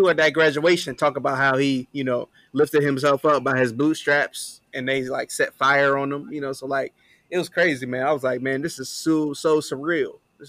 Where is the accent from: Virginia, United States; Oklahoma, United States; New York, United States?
Virginia, United States; now in Memphis, United States; growing up in Virginia